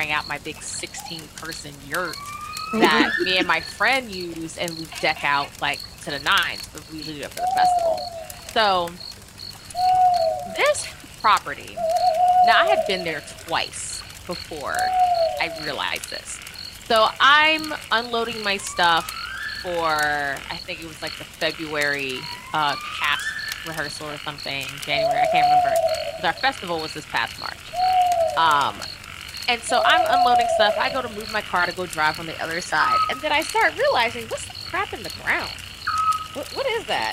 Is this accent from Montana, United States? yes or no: no; New Orleans, Louisiana, United States; moved away; I'm from New Orleans originally